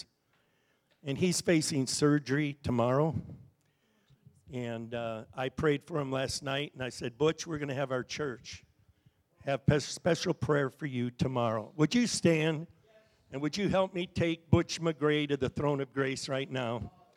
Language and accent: English; Bristol, Connecticut, United States; also born or lived in Stanley, Wisconsin; When I was about 8 years old, my folks moved back to Bristol, Connecticut before ESPN made it famous. So I grew up in Bristol